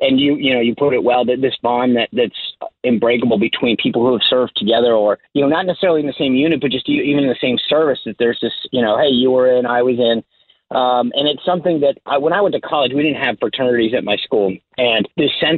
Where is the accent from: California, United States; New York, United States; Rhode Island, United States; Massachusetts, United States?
Rhode Island, United States; I grew up in Rhode Island